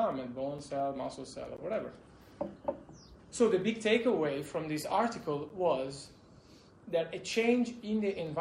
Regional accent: Italy; also born or lived in Spain; I'm from Italy

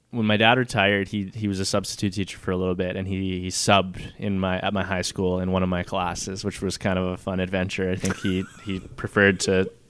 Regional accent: Moose Jaw, Saskatchewan, Canada; I grew up in Moose Jaw

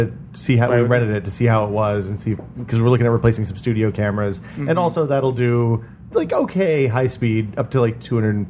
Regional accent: Northeast Tennessee, United States; I grew up in Tennessee, and in Northeast Tennessee, you can get black powder kind of anywhere.

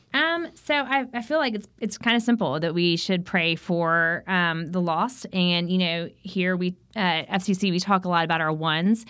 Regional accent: South Carolina, United States; I grew up in South Carolina, so it was very hot

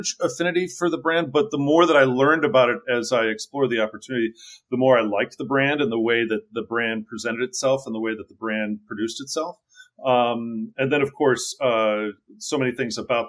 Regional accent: Wilmette, Illinois, United States; I grew up outside of Chicago in a northern suburb called Wilmette.

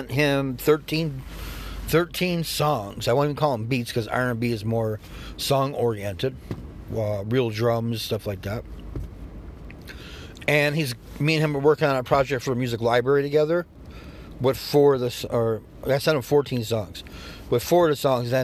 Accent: New York, United States; all my friends had Jordans growing up. I'm from New York

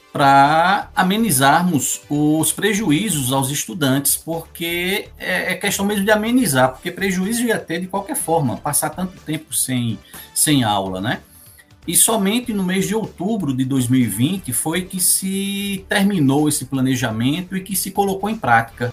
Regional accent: Paulo Afonso, Bahia, Brazil; born or raised there; also born or lived in Arcoverde, Pernambuco; now in Vitória da Conquista, Brazil

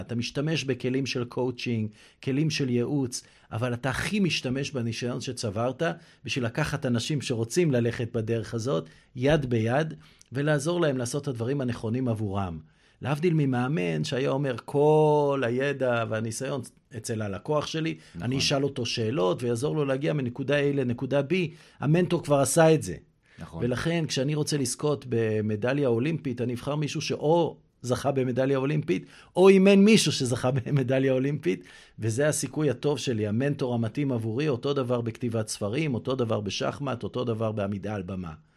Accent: Kfar Netter, Central District, Israel; also born or lived in Eilat / Kiryat Haim / London; now in Herzliya Pituah, Israel; גדלתי בכפר נטר, אבל לא רק בכפר נטר

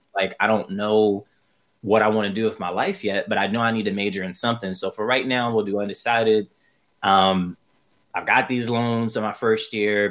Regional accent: New York City, New York, United States; moved away as an adult; now in Irvine, United States; Originally, I come from Brooklyn, New York. And right now, I am out on the West Coast. I've lived in Irvine, California

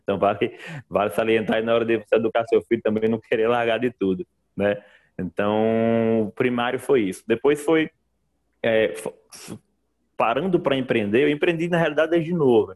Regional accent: Mossoró, Rio Grande do Norte, Brazil; moved away as an adult; now in Macaé, Brazil; eu sou, sou oriundo do Nordeste, né? De Mossoró, que é uma cidade ali no semiárido nordestino

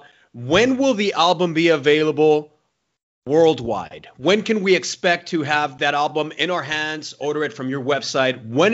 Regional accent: Mexico; I'm from Mexico.

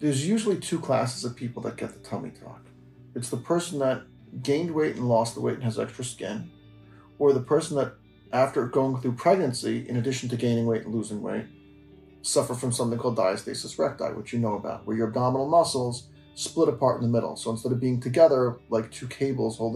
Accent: Tenafly, New Jersey, United States; I was born and bred in New Jersey, and I grew up in Tenafly

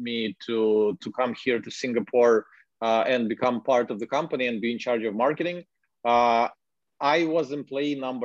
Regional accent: Ukraine; English is a second language; I'm a Ukrainian, but like, I enjoy blogging in English

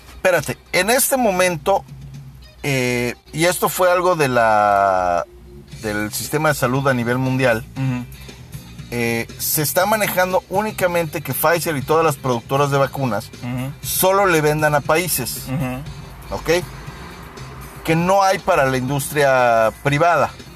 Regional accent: Mexico; como buenos mexicanos

